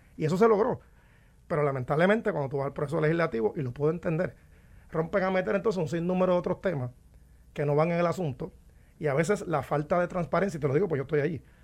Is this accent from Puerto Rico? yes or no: yes; Puerto Rico